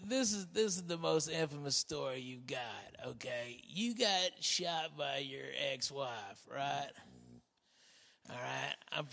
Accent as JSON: {"language": "English", "region": "Arkansas", "country": "United States", "tie": "born or raised there", "also_born_or_lived": "Tennessee", "moved": "as an adult", "lives_now": "Texas, United States", "said": "I was born in Tennessee, raised in Arkansas, and got to Texas when I was 18."}